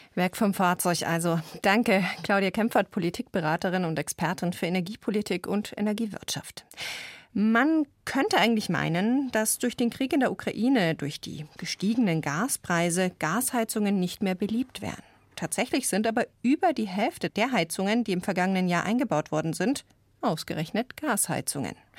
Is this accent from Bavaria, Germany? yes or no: yes; Bavaria, Germany; bei uns in Bayern